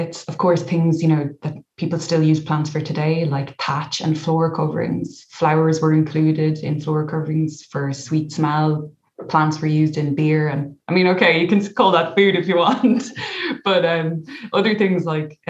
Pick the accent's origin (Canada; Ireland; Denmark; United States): Ireland; County Kildare, Leinster; where I grew up in County Kildare